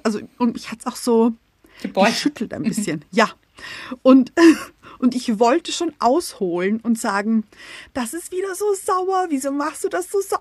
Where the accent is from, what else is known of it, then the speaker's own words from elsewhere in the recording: Austria; wir kommen aus Österreich